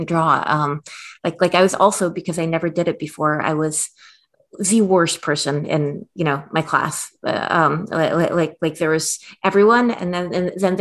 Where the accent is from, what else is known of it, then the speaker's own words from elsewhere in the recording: Minsk, Belarus; now in United States; I was born in Belarus